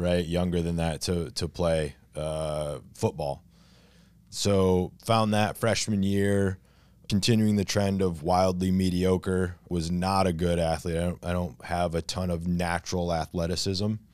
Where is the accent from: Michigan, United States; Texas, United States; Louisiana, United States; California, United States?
Michigan, United States; near Coldwater; moved away as an adult; now in Long Beach, New York, United States; It wasn't my hometown, but it was close enough. It was, like, five miles away. It was a town called Coldwater, Michigan